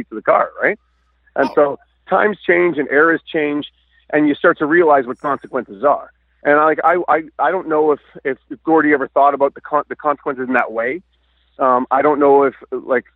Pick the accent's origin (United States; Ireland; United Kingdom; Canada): Canada; Vancouver, British Columbia; I grew up in Vancouver